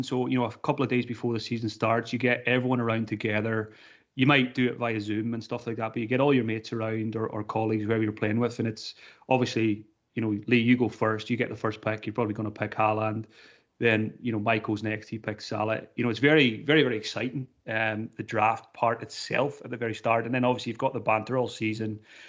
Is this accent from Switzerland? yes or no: no; Donegal, Ulster, Ireland; I'm from Donegal in Ireland